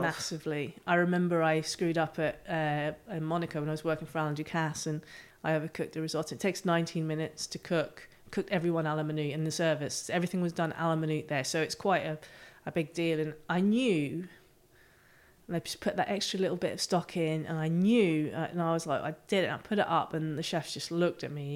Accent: near the Giant's Causeway, Northern Ireland, United Kingdom; I grew up on a farm, um, in Northern Ireland, just off the coast by the Giants Causeway.

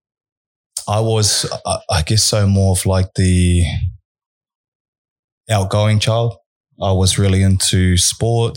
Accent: Auckland, New Zealand; moved away as an adult; also born or lived in Hamilton; I grew up in Auckland, New Zealand. I was there until I was 28 years old, but grew up in West Auckland, West Harbour.

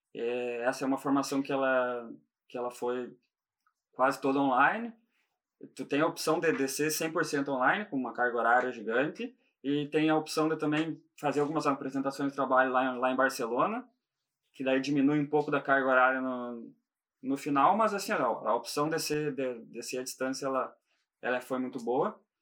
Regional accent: Gaúcho, Rio Grande do Sul, Brazil; moved away as an adult; also born or lived in Italy / London; now in Ireland; eu sou gaúcho

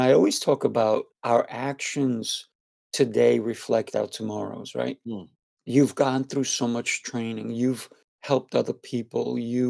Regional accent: New York City, New York, United States; I used to live in Hollis, Queens. So I used to go, and I went to Jamaica High School.

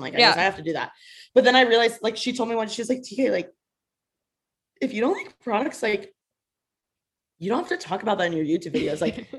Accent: Bloomington, Indiana, United States; now in Los Angeles, United States; I'm from Bloomington, Indiana. I was born and raised there.

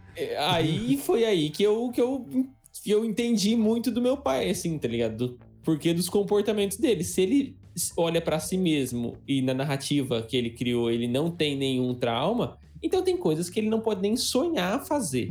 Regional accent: Adamantina, São Paulo, Brazil; a gente cresceu em Adamantina, que é uma cidade muito pequena

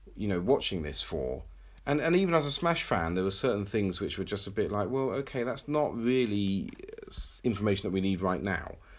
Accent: England, United Kingdom; I'm English

